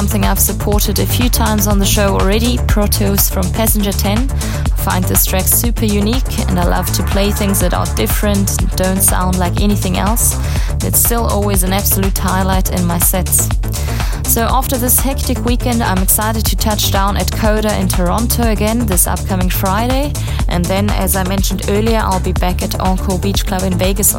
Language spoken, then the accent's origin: English; South Africa; moved away; I'll be 2 weeks on holiday in my home country of South Africa